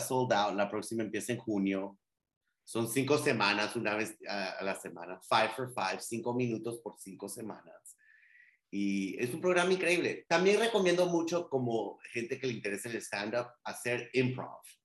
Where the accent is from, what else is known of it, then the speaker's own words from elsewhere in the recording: Guatemala; first language Spanish; now in Miami, United States; yo soy guatemalteco